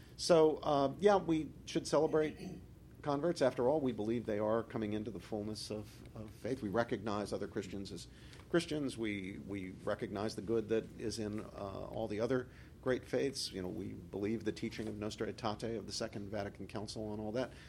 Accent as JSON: {"language": "English", "region": "West Virginia", "country": "United States", "tie": "born or raised there", "said": "I grew up in West Virginia"}